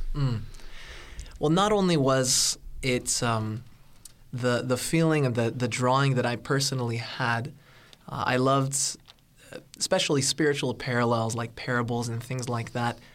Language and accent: English; Angwin, California, United States; I grew up in Angwin, which is a little town in Northern California